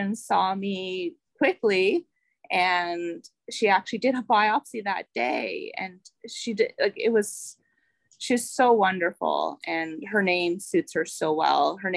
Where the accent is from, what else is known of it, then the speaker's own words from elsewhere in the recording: Ottawa, Ontario, Canada; I am from Ottawa, Ontario, Canada.